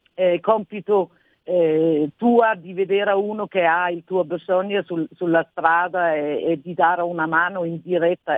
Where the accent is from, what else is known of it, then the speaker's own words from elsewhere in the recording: Denmark; accent: Nordic; Italian is a second language; moved away as an adult; now in Italy; sento proprio il mio accento nordico